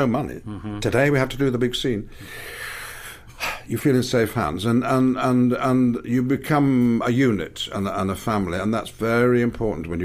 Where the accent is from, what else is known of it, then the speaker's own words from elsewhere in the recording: England, United Kingdom; I'm English